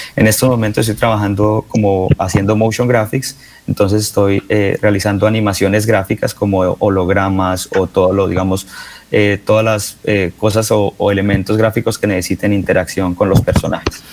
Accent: Bucaramanga, Santander, Colombia; moved away as an adult; also born or lived in San Francisco; yo soy de Bucaramanga, yo nací en la Clínica Comuneros

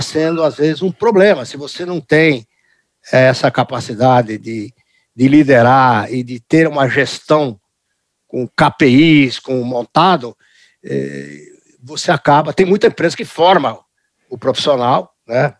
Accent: Brazil; also born or lived in United States; eu nasci nos Estados Unidos, vim para o Brasil uhum. logo depois da Segunda Guerra Mundial, 1951

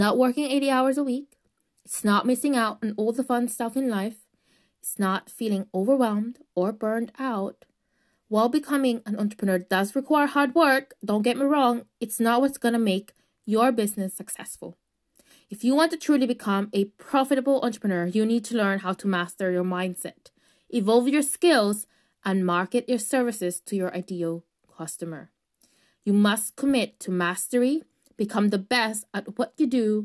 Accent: United Kingdom; I am Filipino background, but I was raised in the UK

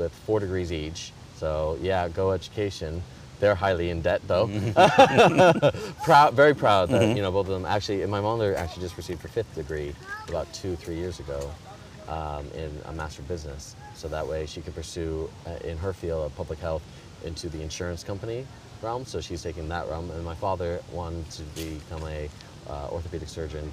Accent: Chicago, Illinois, United States; moved away as an adult; now in London, United Kingdom; I was born in Chicago, Illinois

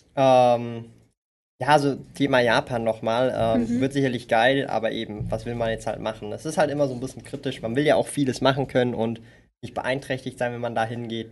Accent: Zurich, Switzerland; Ich bin aus Zürich. Aus dem Kreis vier.

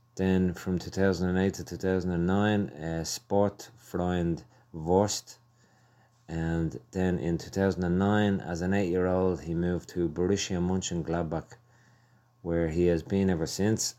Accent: Ireland; I'm Irish. I love Ireland

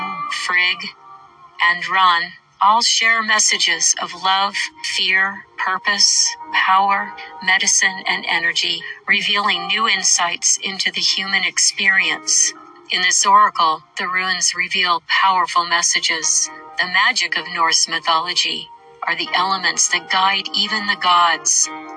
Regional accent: Portland, Oregon, United States; I grew up in Portland, Oregon, and my dad's parents and my father all came from Norway. So a lot of the influence in my childhood was hearing Norwegian

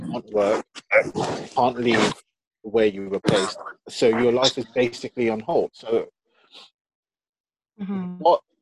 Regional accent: London, United Kingdom; I was born in East London

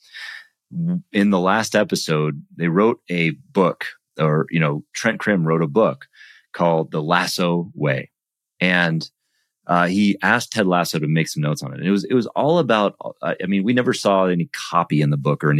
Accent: United States; I'm American

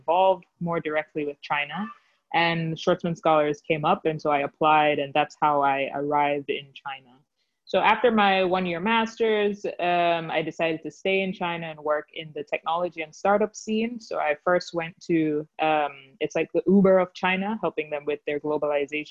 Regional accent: Jamaica; moved away as an adult; also born or lived in United States / New York; I'm originally from Jamaica, but then I went to a school for my undergraduate degree in the US

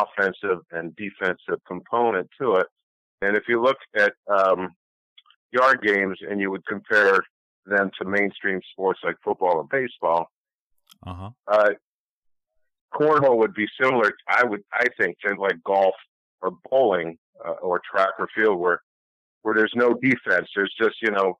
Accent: Ashland, Ohio, United States; moved away as an adult; also born or lived in Cleveland, Ohio; now in Buffalo, United States; I was born in Cleveland, Ohio, and grew up in Ohio in a small town called Ashland

